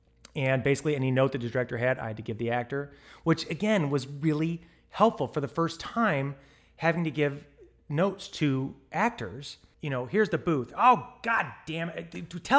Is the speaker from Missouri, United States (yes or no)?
yes; St. Louis, Missouri, United States; moved away as an adult; I came from St. Louis, Missouri. And the day I graduated from college, I packed the proverbial U-Haul and put it behind my Toyota and across the country I came.